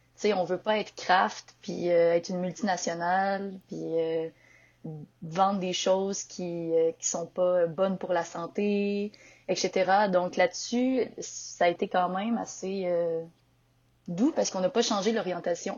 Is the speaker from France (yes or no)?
no; Victoriaville, Quebec, Canada; also born or lived in Montreal; je viens de Victoriaville, la ville du développement durable et de la poutine.